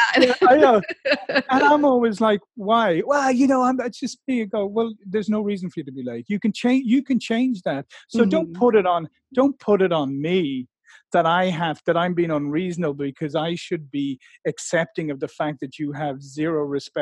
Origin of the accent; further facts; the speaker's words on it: Ireland; I come from a nation of people who think it's all right to be late for everything